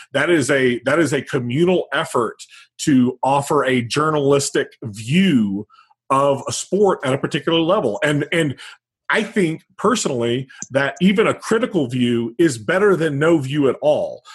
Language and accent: English; Midwest, United States; I grew up in the Midwest